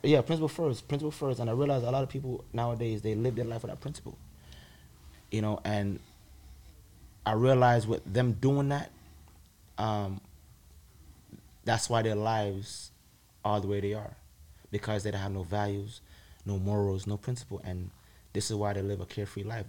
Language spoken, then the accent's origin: English; Jamaica; moved away; growing up in Jamaica and the, the, eight years I lived there and going to school there